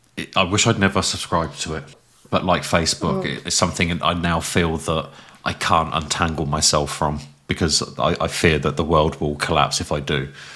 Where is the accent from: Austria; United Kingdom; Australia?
United Kingdom; England; I'm English.